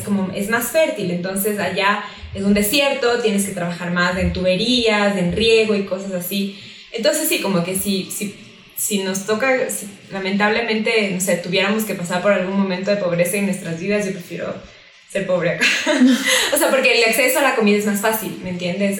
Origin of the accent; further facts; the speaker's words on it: Quito, Pichincha, Ecuador; also born or lived in Lima; las dos somos de Quito